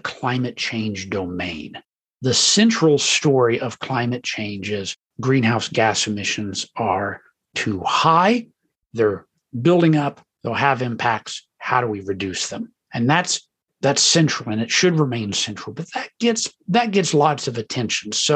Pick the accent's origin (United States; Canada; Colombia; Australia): United States; now in Netherlands; I'm an American living in the Netherlands